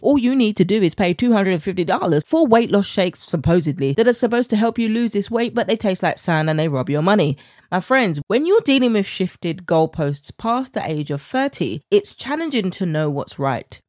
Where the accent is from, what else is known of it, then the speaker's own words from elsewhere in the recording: United Kingdom; accent: British; my British accent